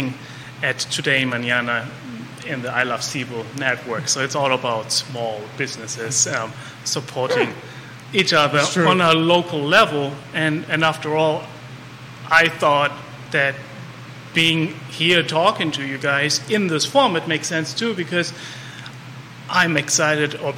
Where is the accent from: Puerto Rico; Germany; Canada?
Germany; also born or lived in Munich; now in Charlottesville, United States; I grew up in Germany. I lived in Munich